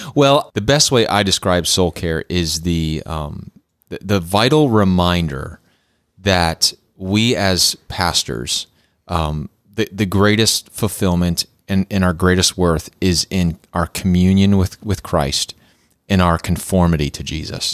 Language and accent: English; Clarks Summit, Pennsylvania, United States; moved away as an adult; also born or lived in the South (US); I grew up in Clark Summit, Pennsylvania